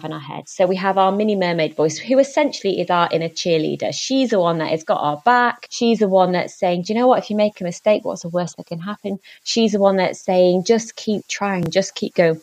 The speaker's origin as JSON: {"language": "English", "town": "Leeds", "region": "Yorkshire and the Humber", "country": "United Kingdom", "tie": "born or raised there", "said": "my hometown of Leeds"}